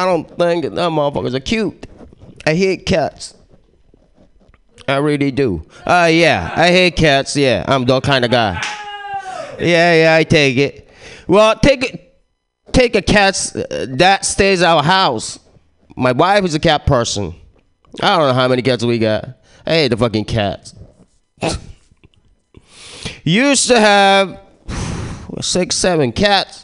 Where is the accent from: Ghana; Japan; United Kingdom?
Japan; moved away; I was born and raised in Japan